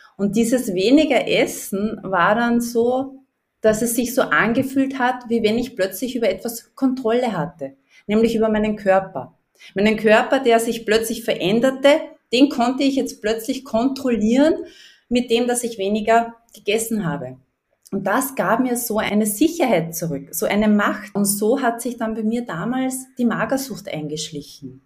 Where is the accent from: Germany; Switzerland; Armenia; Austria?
Austria; Upper Austria; ich komme aus Österreich, aus Oberösterreich, hört man vielleicht ein bisschen raus